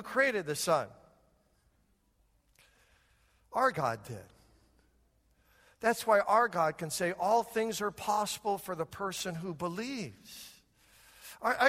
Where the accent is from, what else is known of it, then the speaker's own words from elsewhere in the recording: United States; This American